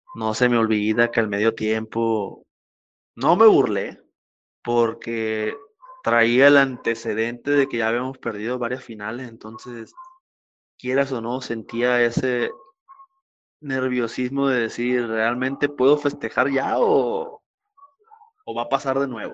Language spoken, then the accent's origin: Spanish; Mazatlán, Sinaloa, Mexico; also born or lived in Coyotitán, Sinaloa / Culiacán; mi infancia en Coyotitán fueron los primeros tres años que no lo recuerdo, después aquí en Mazatlán y desde entonces aquí en la ciudad